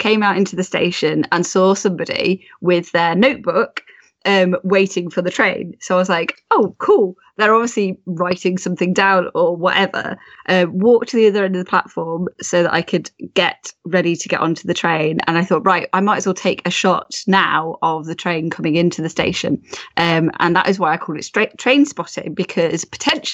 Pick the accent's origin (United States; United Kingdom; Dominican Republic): United Kingdom; Rugby, West Midlands; That's my hometown. I'm originally from, rugby.